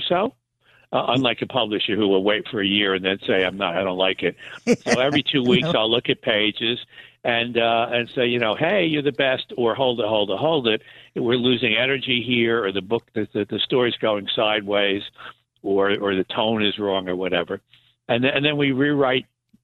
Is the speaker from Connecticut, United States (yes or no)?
no; Newburgh, New York, United States; also born or lived in Briarcliff Manor, New York / Florida; I grew up in Newburgh, New York